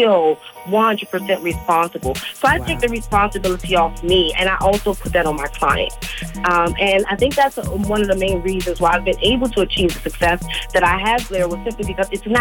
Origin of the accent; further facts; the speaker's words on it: Washington, District of Columbia, United States; I grew up in Washington, D.C., Northeast Blair